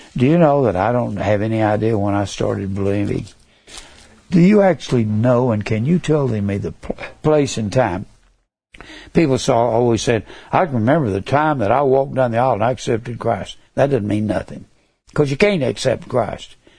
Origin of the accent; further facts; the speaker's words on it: Dallas, Texas, United States; I was born in Dallas, Texas. May 16th, 1939. I will be 82 come this May. I was born in Dallas. And I grew up